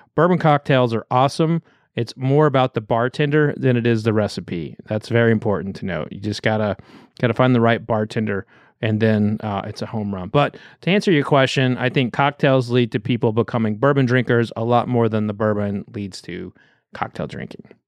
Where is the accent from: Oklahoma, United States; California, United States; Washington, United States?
Oklahoma, United States; growing up in Oklahoma